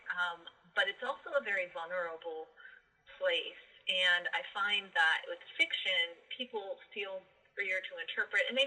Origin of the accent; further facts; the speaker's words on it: Columbus, Ohio, United States; moved away as an adult; I was just back to Columbus, Ohio. I just moved back to my hometown